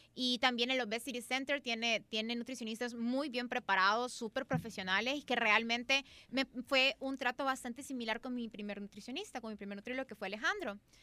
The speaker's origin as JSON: {"language": "Spanish", "country": "El Salvador", "said": "así somos los salvadoreños"}